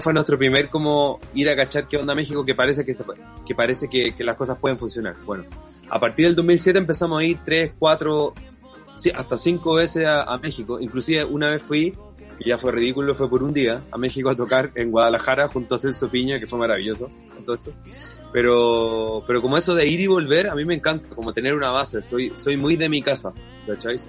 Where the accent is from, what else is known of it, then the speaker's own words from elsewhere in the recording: Chile; yo soy de Chile